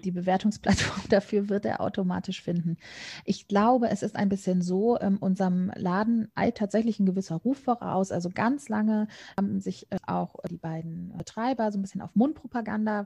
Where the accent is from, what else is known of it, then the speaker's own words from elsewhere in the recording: Cologne, North Rhine-Westphalia, Germany; grundsätzlich komme ich tatsächlich auch gebürtig aus Köln, bin immer hier geblieben